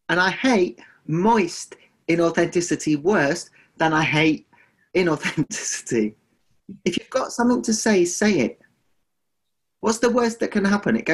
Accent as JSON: {"language": "English", "country": "United Kingdom", "said": "But what we do as British people is we avoid because we avoid our own discomfort because we don't like tears"}